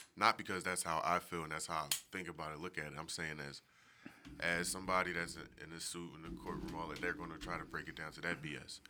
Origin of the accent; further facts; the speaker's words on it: Philadelphia, Pennsylvania, United States; I'm from Philly.